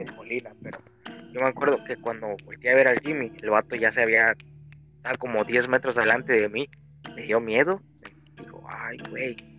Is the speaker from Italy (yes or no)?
no; Veracruz, Mexico; moved away; Allá en mi pueblito. Remoto.